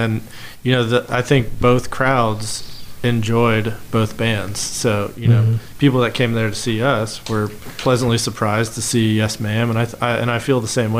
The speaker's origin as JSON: {"language": "English", "region": "Ohio", "country": "United States", "tie": "born or raised there", "moved": "yes", "lives_now": "Charlotte, United States", "said": "I grew up in Ohio playing in Columbus in a big college town"}